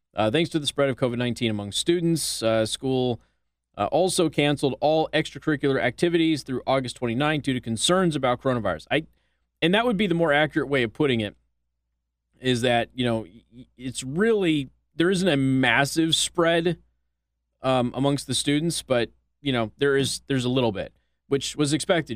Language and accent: English; Las Vegas, Nevada, United States; now in Indiana, United States; my friends in my hometown in Las Vegas